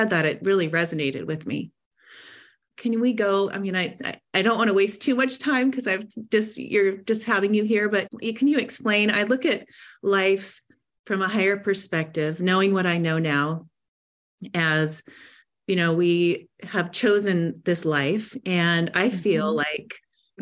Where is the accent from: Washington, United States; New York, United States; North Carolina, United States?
Washington, United States; Seattle; also born or lived in Montana; now in Del Mar, United States; I grew up in Seattle